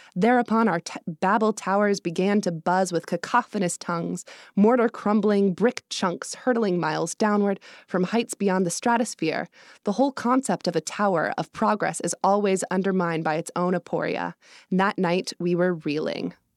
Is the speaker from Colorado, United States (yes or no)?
yes; Evergreen, Colorado, United States; now in New York City, United States; I'm from Colorado. I grew up in a small mountain town just west of Denver, up in the foothills